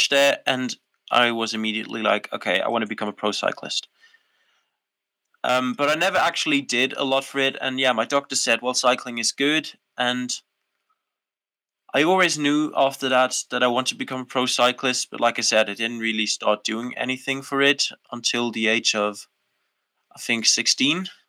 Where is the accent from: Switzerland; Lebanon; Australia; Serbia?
Switzerland; Schwyz; English is a second language; also born or lived in Netherlands; me as a foreigner living in a really small town in a conservative part of Switzerland, it was very difficult for me growing up